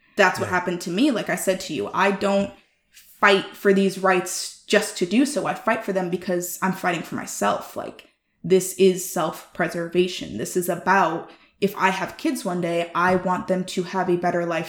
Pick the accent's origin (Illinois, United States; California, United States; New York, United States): Illinois, United States; Chicago; I grew up in Chicago, raised by white people as a Black woman